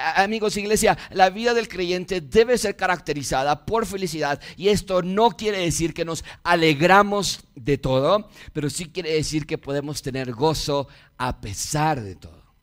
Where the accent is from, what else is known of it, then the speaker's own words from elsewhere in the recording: Mexico; Nací en México